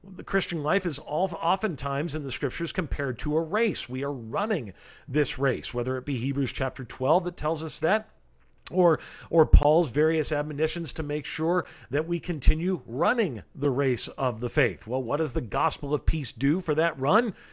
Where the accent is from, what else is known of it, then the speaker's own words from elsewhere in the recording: Rancho Cucamonga, California, United States; the beautiful city of Rancho Cucamonga, California, my hometown